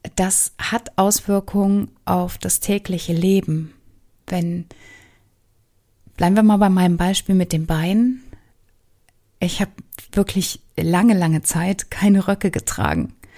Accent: Germany; also born or lived in Southern United States; nicht als Deutsche erkannt zu werden

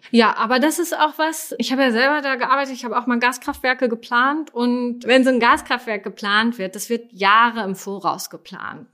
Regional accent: Germany; als Deutsche

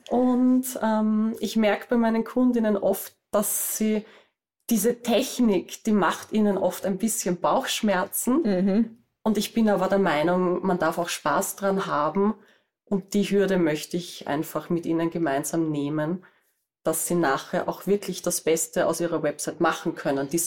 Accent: Vienna area, Austria; wie man bei uns in Österreich sagt. Ich bin aus der Gegend rund um Wien und ich bin Webdesignerin.

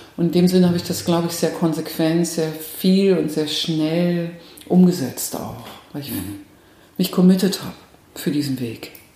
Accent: Nuremberg, Bavaria, Germany; moved away as an adult; now in Bielefeld, Germany; Ich komme ursprünglich komme ich aus dem, aus dem Frankenland. Also ich könnte jetzt sozusagen äh, an der Christkindlwahl könnte ich jetzt teilnehmen. Es dürfen nämlich nur gebürtige Nürnbergerinnen

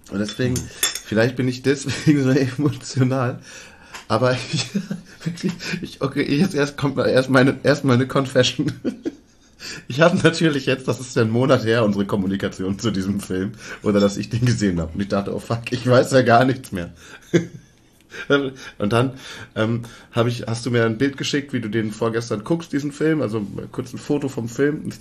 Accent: Leer, Lower Saxony, Germany; Ich meine, ich bin ja, wir kommen ja beide aus Leer in Ostfriesland. Das ist ja nun mal teilweise bis zu einem Meter unter Meeresspiegel.

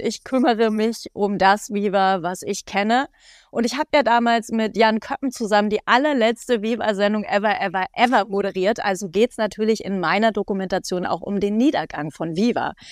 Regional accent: India; Ich so, ja, Leute, ich spreche nur kein Spanisch, ich bin Inderin.

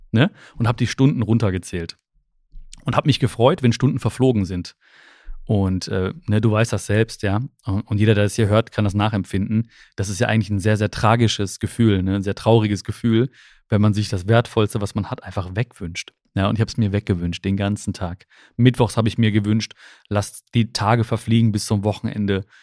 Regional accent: Germany; born there; ich bin ja die erste Generation, die hier in Deutschland geboren ist. Meine Eltern kommen aus, aus Indien, aus Kerala, aus dem südindischen Kerala.

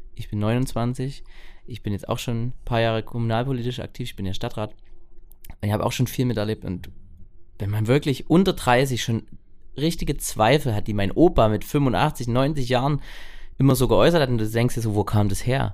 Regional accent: Ore Mountains, Saxony, Germany; hier bei uns im Erzgebirge

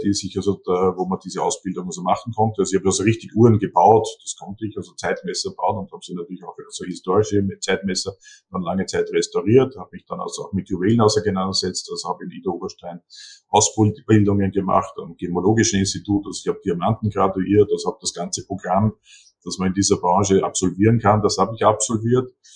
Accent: Seewalchen am Attersee, Upper Austria, Austria; am Attersee in Seewalchen, also mein Heimatort

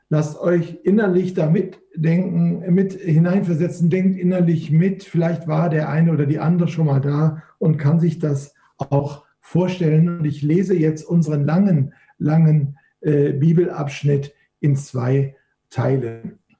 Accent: Duisburg, North Rhine-Westphalia, Germany; Ich komme ja aus dem Flachland, ich komme ja aus Duisburg, einer der schönsten Städte Deutschlands, direkt nach München anzusiedeln

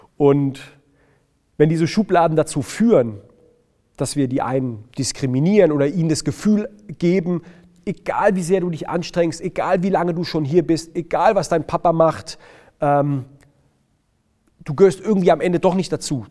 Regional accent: Heidelberg, Baden-Württemberg, Germany; ich bin in Baden-Württemberg geboren, ich bin gebürtiger Heidelberger, ich komme aus, aus, aus Baden-Württemberg, ich kann auch Dialekt schwätzen

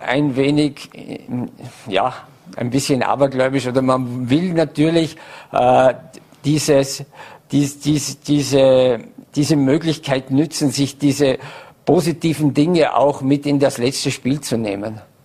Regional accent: Vorarlberg, Austria; als Vorarlberger

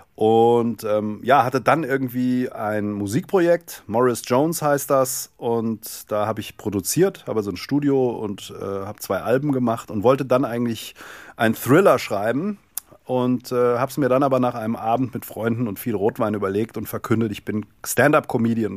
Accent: Darmstadt, Hesse, Germany; Ich komme aus dem Rhein-Main-Gebiet, Darmstadt, Darmstädter Ecke

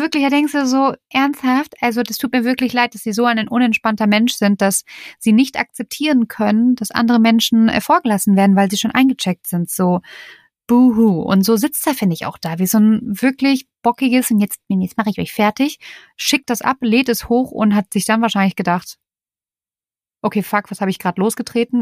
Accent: Germany; bei uns in Deutschland

